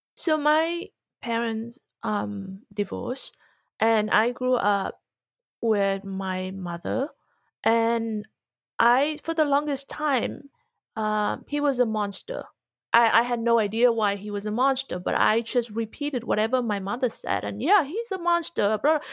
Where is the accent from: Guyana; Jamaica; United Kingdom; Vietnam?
Vietnam; moved away; also born or lived in Australia / America; growing up in Vietnam